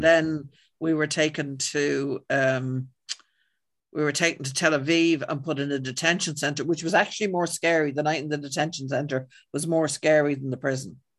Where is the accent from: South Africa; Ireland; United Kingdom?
Ireland; I'm white and I'm Irish